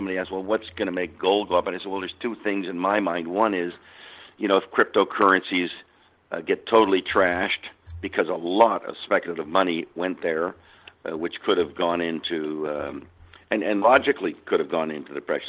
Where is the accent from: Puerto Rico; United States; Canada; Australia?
Canada; I'm Canadian.